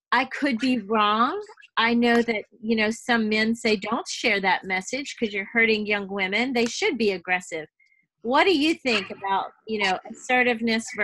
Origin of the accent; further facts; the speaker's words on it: the South, United States; especially because I am from the South and I am known to be, you know, Susie Sunshine, that sort of thing.